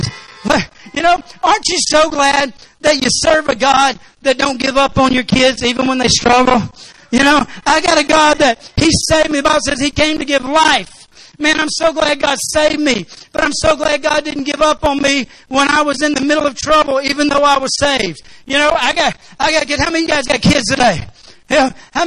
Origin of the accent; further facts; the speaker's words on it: Arkansas, United States; I'm from Arkansas